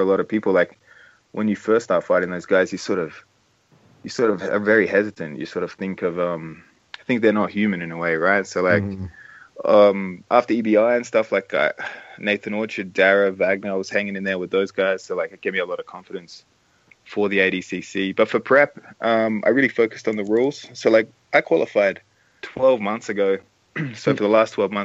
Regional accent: Adelaide, South Australia, Australia; my hometown of Adelaide

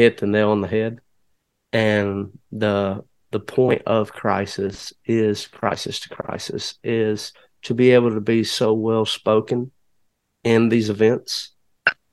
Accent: Alabama, United States; I'm from Alabama

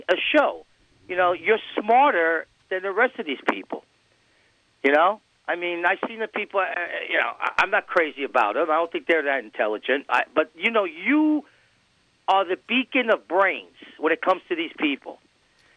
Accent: New York City, New York, United States; I grew up in New York City where the population is everything

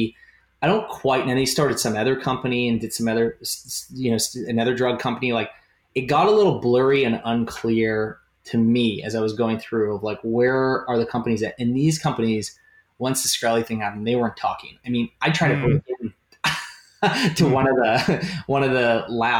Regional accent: Canada; I'm a Canadian

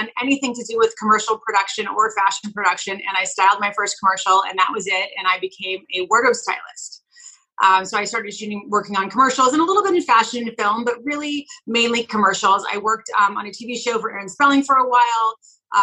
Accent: California, United States; moved away as an adult; also born or lived in New York; I was from California as well as my husband, Kevin

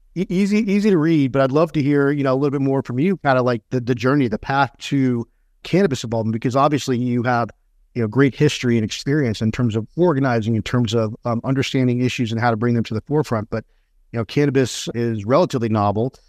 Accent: Texas, United States; grew up in Texas

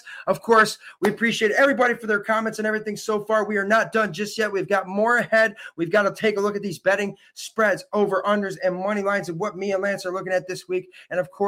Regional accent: Dunkirk, New York, United States; my hometown of Dunkirk, New York

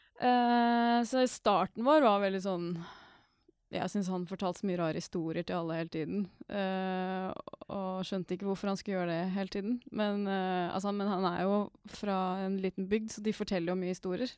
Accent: Norway; jeg er nordmann

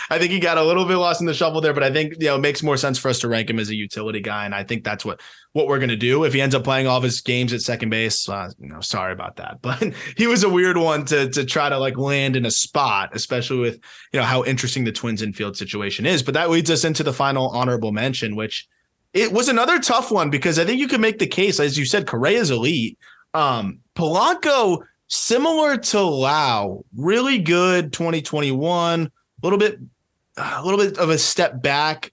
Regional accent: South Florida, United States; being from South Florida or Florida in general

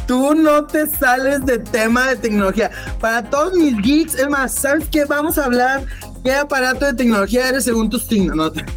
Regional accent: Monterrey, Nuevo León, Mexico; moved away as an adult; also born or lived in United States; now in Austin, United States; yo viví toda la vida en Monterrey, Nuevo León, regio de, sangre

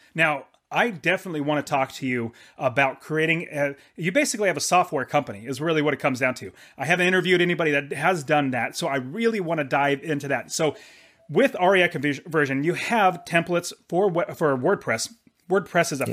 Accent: Fresno, California, United States; That's where I was born in California

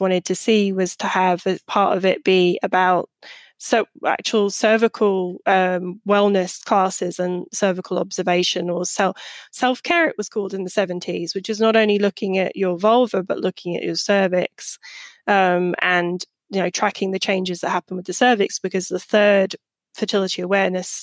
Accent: United Kingdom; moved away as an adult; now in United States; a British person who just moved to the US when I wrote my book

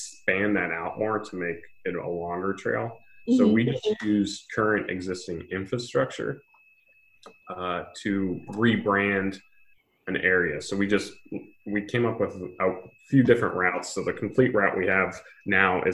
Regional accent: Mentor, Ohio, United States; moved away as an adult; now in Cincinnati, United States; I'm from Menor

